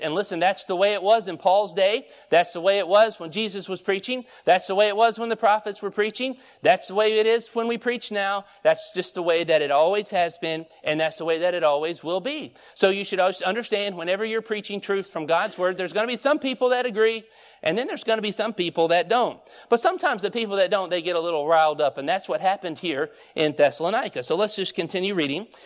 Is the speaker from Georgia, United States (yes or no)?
yes; Stockbridge, Georgia, United States; moved away; also born or lived in North Carolina; when we moved from Georgia, I mean, I was born in Stockbridge. We moved to North Carolina